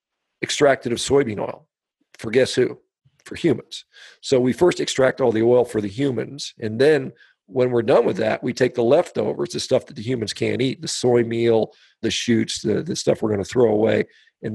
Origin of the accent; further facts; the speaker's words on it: United States; as an American